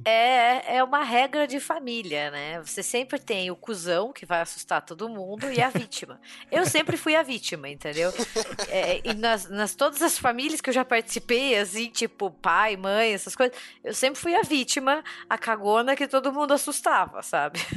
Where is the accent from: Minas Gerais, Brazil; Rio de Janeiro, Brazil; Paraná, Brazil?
Paraná, Brazil; Curitiba; Eu nasci e cresci em Curitiba